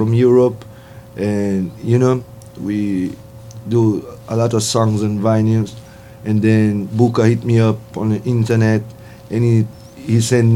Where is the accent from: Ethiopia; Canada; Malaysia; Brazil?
Brazil; English is a second language; I was born in Brazil.